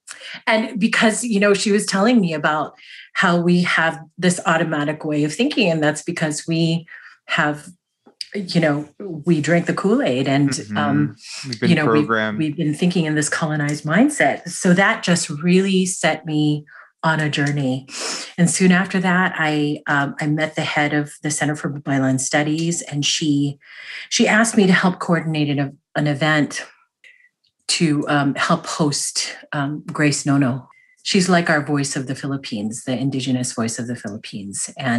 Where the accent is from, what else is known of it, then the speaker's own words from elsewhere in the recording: United States; My experience as a Filipino American was like, you know, like people's families in Filipino culture.